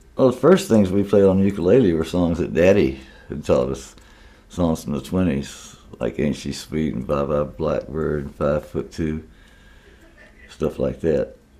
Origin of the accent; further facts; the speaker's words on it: Beaumont, Texas, United States; moved away; also born or lived in Leland, Mississippi; I'm originally from Beaumont